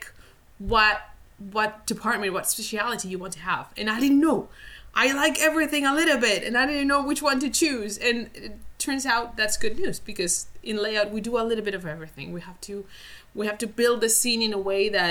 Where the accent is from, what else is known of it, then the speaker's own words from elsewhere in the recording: Spain; moved away as an adult; now in Vancouver, Canada; I'm originally from Spain, and now I live in Canada, in Vancouver, in rainy Vancouver.